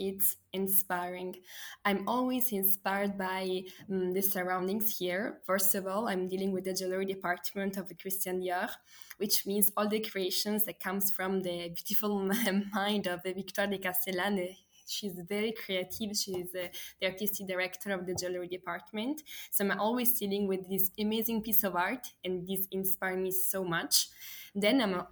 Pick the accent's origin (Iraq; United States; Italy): Italy; moved away as an adult; also born or lived in Milan; now in Paris, France; I'm from Italy